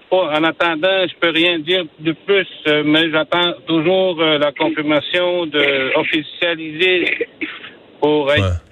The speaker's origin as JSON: {"language": "French", "town": "Natashquan", "region": "Quebec", "country": "Canada", "said": "J'étais chef de ma communauté. J'étais conseiller chez nous en Attachepone."}